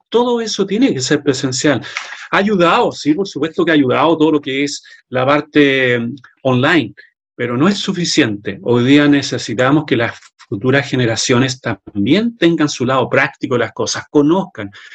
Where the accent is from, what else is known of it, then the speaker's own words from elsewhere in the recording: Chile; en mi país, Chile